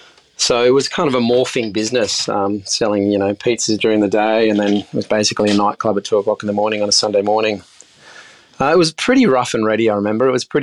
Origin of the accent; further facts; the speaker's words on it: Sydney, New South Wales, Australia; So I grew up in Sydney's inner west, and I studied at Sydney Uni, studied marine science